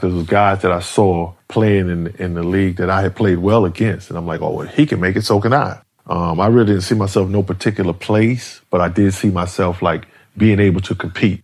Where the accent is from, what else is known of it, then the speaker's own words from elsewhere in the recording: New York City, New York, United States; I grew up in Harlem